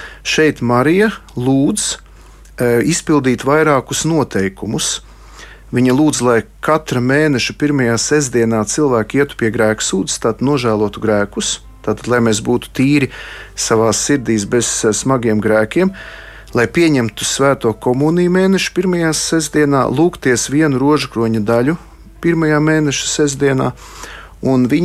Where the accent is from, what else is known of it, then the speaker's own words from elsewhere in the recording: Salaspils, Salaspils Municipality, Latvia; tā kā es nāku no Salaspils, kas ir rožkroņa karalienes draudzes, to karogu tagad turu ļoti augstu